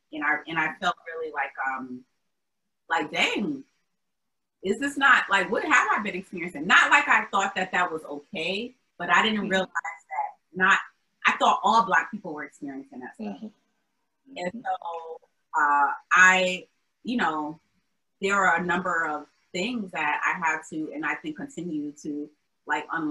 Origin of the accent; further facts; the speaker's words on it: Albany, New York, United States; moved away as an adult; also born or lived in Atlanta, United States; now in Boston, United States; I love my hometown because that's where I'm from and that's where my family is